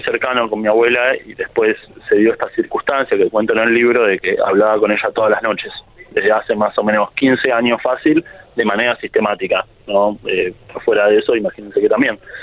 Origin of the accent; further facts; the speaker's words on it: La Plata, Buenos Aires Province, Argentina; yo soy un autor de La Plata